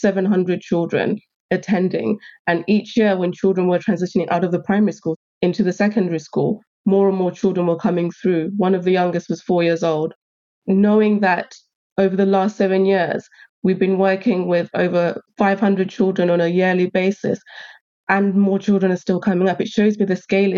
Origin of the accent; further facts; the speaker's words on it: Uganda; moved away; I'm originally from Uganda and my husband's from Sierra Leone.